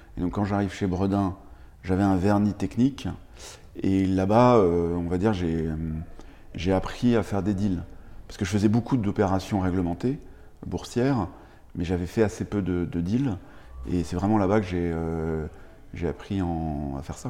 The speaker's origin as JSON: {"language": "French", "town": "Paris", "region": "Île-de-France", "country": "France", "tie": "born or raised there", "also_born_or_lived": "United States", "moved": "as an adult", "said": "j'ai grandi, grandi à Paris"}